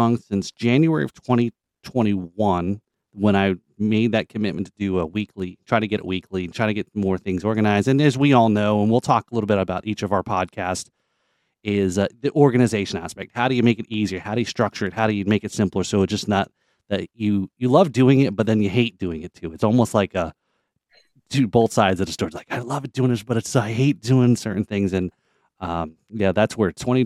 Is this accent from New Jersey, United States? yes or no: yes; Sayreville, New Jersey, United States; both Craig and I, we grew up together in New Jersey